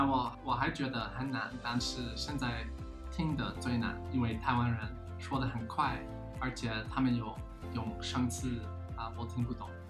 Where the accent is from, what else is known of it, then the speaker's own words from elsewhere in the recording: Chicago, Illinois, United States; Chinese is a second language; 我在芝加哥出生长大的，但是我的家人刚刚搬到一个很乡下的地方，